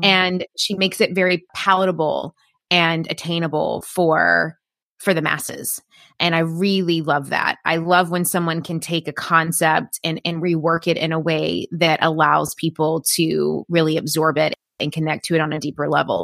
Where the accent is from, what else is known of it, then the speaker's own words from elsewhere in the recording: Tennessee, United States; moved away as an adult; I'm originally from Tennessee